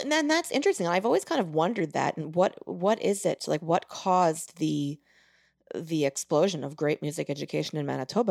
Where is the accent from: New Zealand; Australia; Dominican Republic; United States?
United States; Long Island, New York; moved away; growing up in New York, it's a, it's a great place for music education.